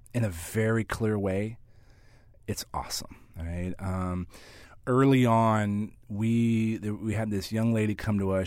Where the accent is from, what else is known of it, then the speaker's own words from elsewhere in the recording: San Antonio, Texas, United States; San Antonio, which is my, my hometown, home of the San Antonio Spurs